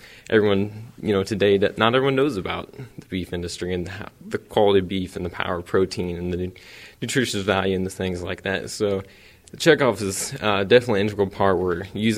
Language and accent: English; Eagleville, Missouri, United States; Small town, but raised on a beef